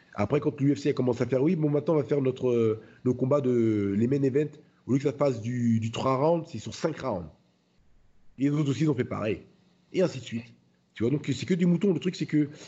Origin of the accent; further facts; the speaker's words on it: France; je suis français